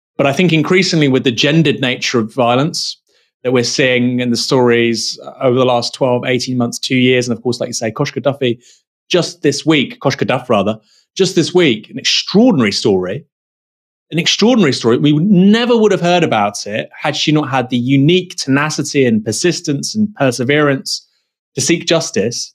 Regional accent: Dorset, South West England, United Kingdom; I'm from Dorset

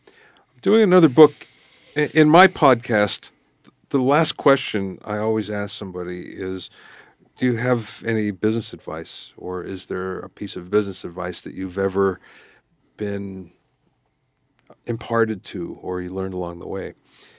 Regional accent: Pottsville, Pennsylvania, United States; I grew up in Pottsville.

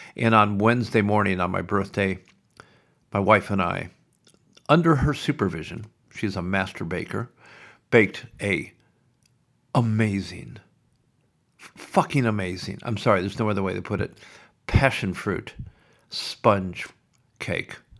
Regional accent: Sioux City, Iowa, United States; now in Melbourne, Australia; When I grew up in Iowa, in Sioux City

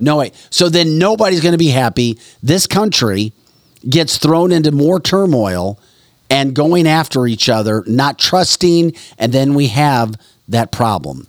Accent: St. Louis, Missouri, United States; moved away; also born or lived in Detroit; I grew up in the Saint Louis area

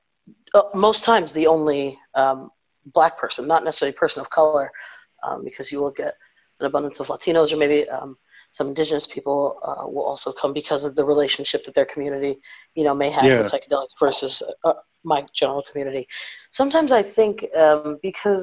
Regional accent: Northeast, United States; my parents are from the South, so I'm first generation North. But you know, I'm from the Northeast, from a predominantly white place.

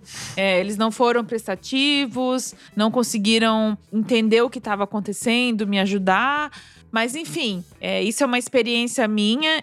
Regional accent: Brazil; now in Germany; eu sou brasileira

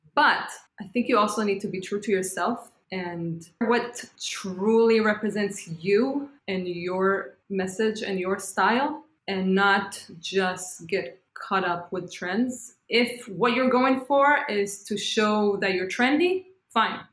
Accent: Israel; moved away as an adult; now in New York City, United States; And I said, From Israel.

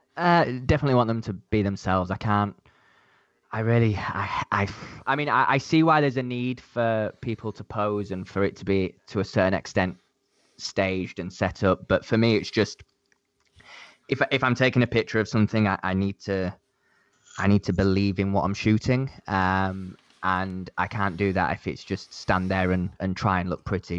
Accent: Leeds, Yorkshire and the Humber, United Kingdom; now in London, United Kingdom; I'm London-based. I'm not originally, I don't know if you guys can tell from my accent, but I'm, I'm not from London. I'm from the, uh, the north of England, uh, a city called Leeds

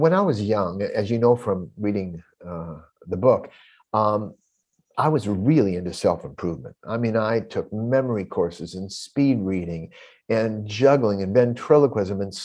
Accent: California, United States; moved away as an adult; now in Brooklyn, United States; I was a California boy most of my life

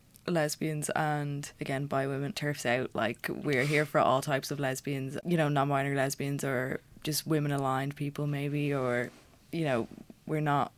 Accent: Dublin, Leinster, Ireland; I'm 20, I'm from Dublin

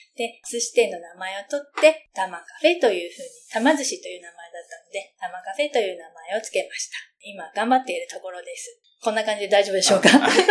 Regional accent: Japan; この街で私は生まれ育った

